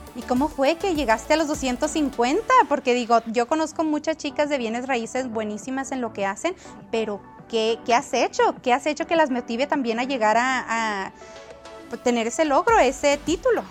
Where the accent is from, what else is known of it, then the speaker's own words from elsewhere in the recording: Guachochi, Chihuahua, Mexico; moved away as an adult; now in United States; yo nací en Washoshi, en Chihuahua